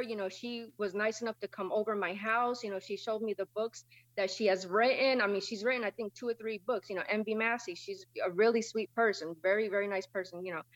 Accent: New London, Connecticut, United States; I was born and raised in New London, Connecticut.

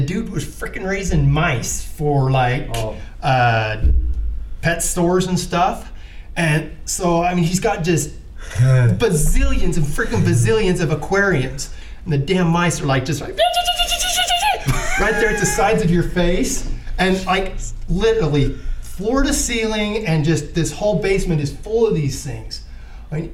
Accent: Vernal, Utah, United States; now in Salt Lake City, United States; I grew up out in Vernal

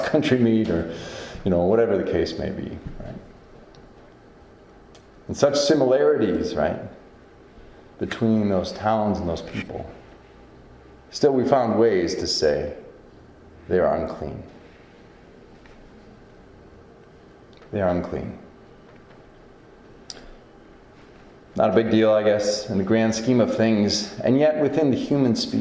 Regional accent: Northeast Iowa, United States; moved away; where I come from, Northeast Iowa and sort of tri-state area of Southeast Minnesota and Western Wisconsin

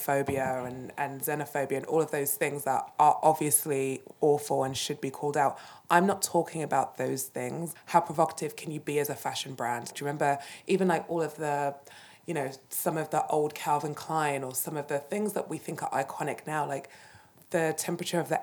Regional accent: United Kingdom; I'm British

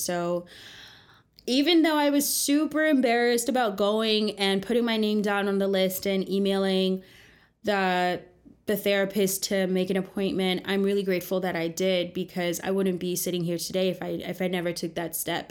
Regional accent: New Jersey, United States; moved away as an adult; now in New York City, United States; I grew up in the suburbs of New Jersey in the 90s

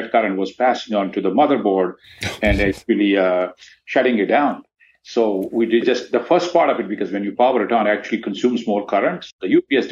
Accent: northern India, India; moved away; I grew up in the remote part of India, northern India

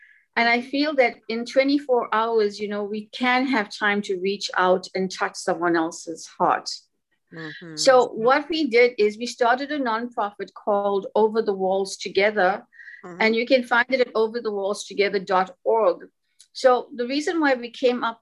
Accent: Durban, KwaZulu-Natal, South Africa; I'm actually from Durban, South Africa

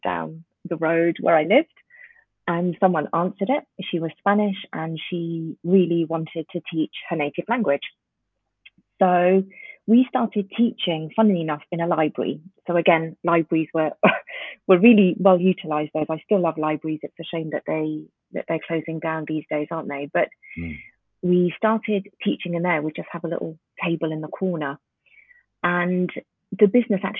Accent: London, United Kingdom; English is a second language; also born or lived in Tanzania; I moved to London with my family when I was around 5 or 6. And I didn't speak a word of English

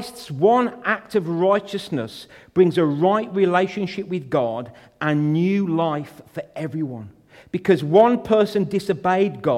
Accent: United Kingdom; We're born British

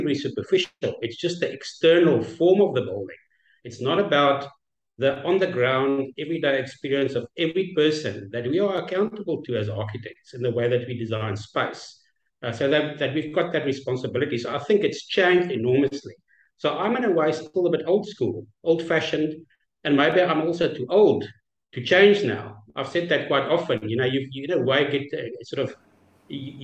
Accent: South Africa; I'm from South Africa, with our own challenges

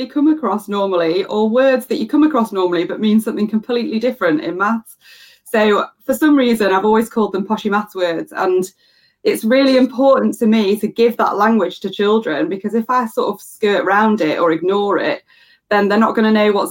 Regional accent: United Kingdom; I'm obviously British

